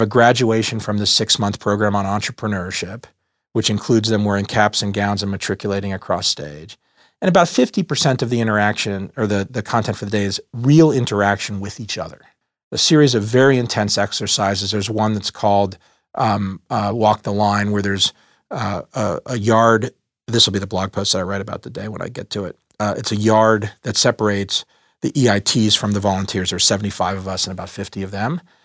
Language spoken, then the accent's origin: English; Dallas, Texas, United States; moved away as an adult; also born or lived in Boston; I grew up in Dallas, Texas, in a middle class neighborhood